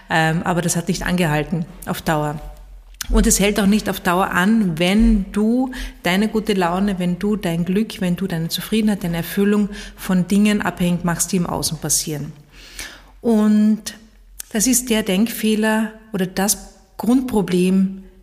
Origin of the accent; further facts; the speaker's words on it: Carinthia, Austria; In meiner alten Heimat in Kärnten gibt es einen Spruch